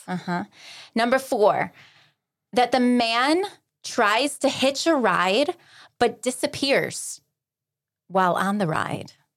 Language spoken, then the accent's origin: English; alongside Lake Erie, small-town Ohio, United States; I grew up in Podunk, Little Ohio, alongside Lake Erie